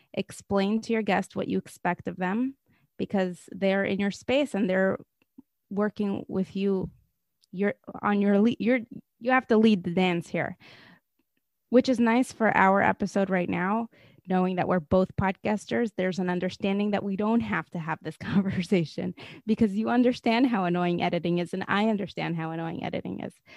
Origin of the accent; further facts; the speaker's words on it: Moscow, Russia; moved away; I grew up in Moscow, Russia.